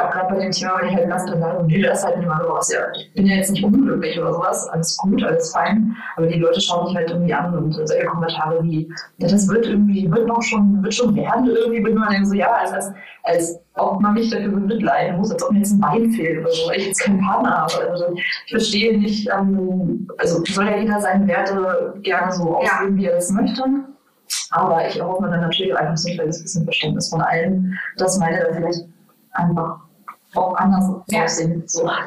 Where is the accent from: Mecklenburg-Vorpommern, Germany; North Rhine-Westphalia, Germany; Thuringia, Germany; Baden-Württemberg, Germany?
Mecklenburg-Vorpommern, Germany; moved away; ich komme ja aus dem, aus dem Mecklenburg